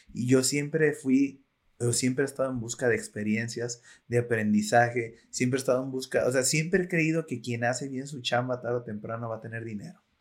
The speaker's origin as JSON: {"language": "Spanish", "town": "Zapotlanejo", "region": "Jalisco", "country": "Mexico", "said": "yo soy de Zapotlanejo"}